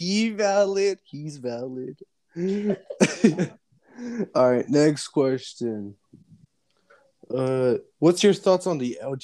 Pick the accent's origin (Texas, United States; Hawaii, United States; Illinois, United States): Texas, United States; I'm not from South Dakota. I'm from like Texas and shit.